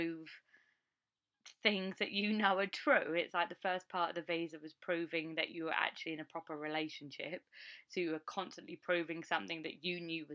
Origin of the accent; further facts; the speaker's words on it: United Kingdom; moved away as an adult; now in United States; I am a Brit and I married an American.